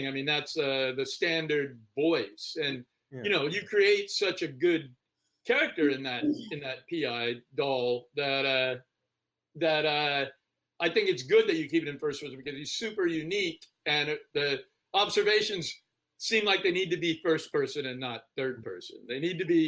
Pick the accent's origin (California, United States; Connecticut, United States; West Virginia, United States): California, United States; Bakersfield; I grew up in Bakersfield, which is kind of Phoenix-y